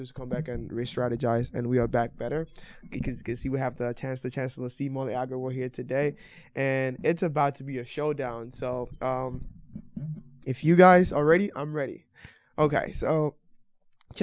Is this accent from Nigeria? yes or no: yes; Nigeria; now in United States; I didn't grow up here, so I grew up in Nigeria.